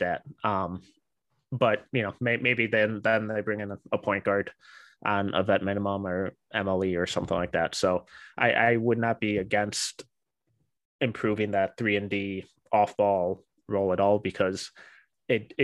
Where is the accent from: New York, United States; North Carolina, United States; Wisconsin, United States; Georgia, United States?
Wisconsin, United States; Milwaukee; the Bucks are technically my hometown team